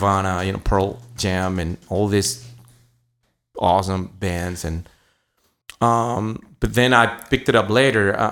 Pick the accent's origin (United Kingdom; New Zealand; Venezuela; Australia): Venezuela; moved away; I was born in South America, and a beautiful country called Venezuela